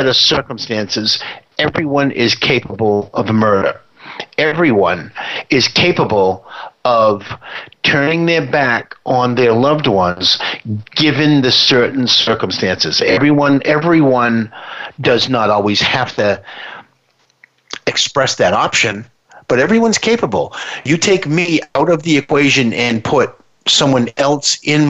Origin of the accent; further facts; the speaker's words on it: United States; we're from the United States